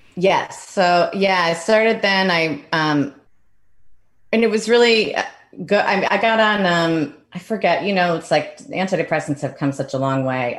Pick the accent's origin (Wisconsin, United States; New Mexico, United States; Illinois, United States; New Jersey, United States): Illinois, United States; Oak Park; moved away; I grew up in Oak Park